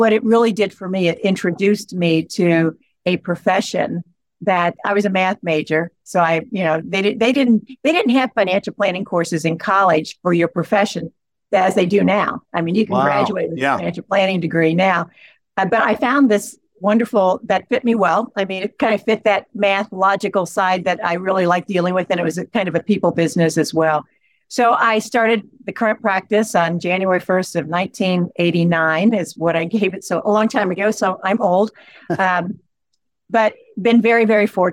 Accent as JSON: {"language": "English", "area": "Ripley County", "region": "Southeast Indiana", "country": "United States", "tie": "born or raised there", "said": "it was great growing up there. I grew up on a farm"}